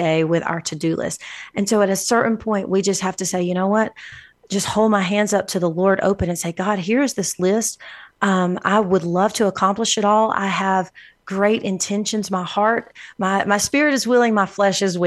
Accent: Alabama, United States; now in El Paso, United States; I'm from Alabama

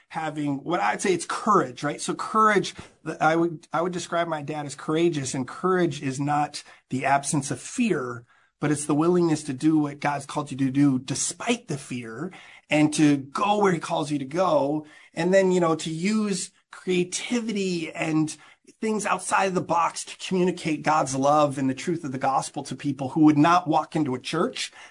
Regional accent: Amsterdam, North Holland, Netherlands; So I grew up in Amsterdam. As I mentioned, my parents were missionaries.

